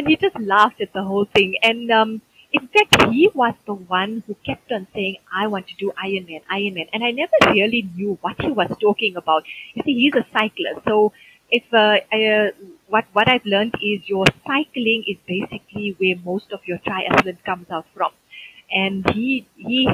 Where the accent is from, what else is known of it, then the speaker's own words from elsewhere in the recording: South Africa; being South African